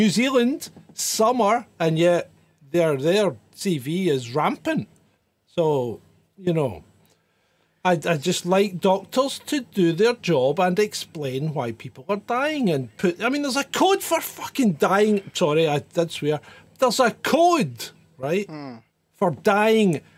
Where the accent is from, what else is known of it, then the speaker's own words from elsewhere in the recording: Scotland, United Kingdom; I'm Scottish. I say but at the end of sentences sometimes.